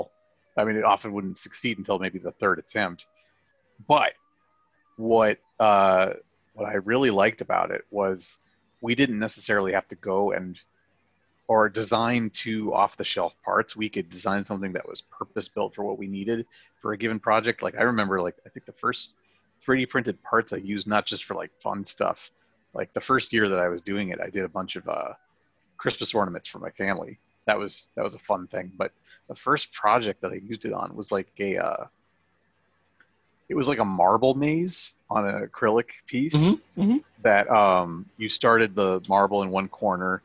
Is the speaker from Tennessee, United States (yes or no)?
no; Colorado, United States; I was living in Colorado, my home state